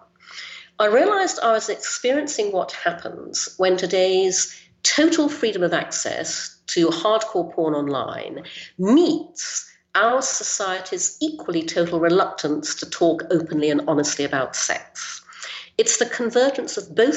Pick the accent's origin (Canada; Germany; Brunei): Brunei; also born or lived in United Kingdom; I was born in the UK, but when I was six, we moved to Brunei in Borneo, so I grew up there in Asia.